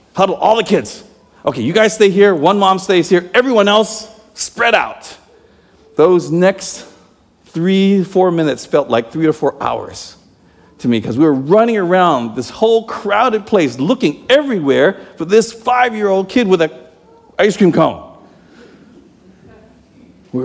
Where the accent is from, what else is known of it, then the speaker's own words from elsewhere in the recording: Toronto, Ontario, Canada; now in United States; I'm Canadian, eh? I was born in Toronto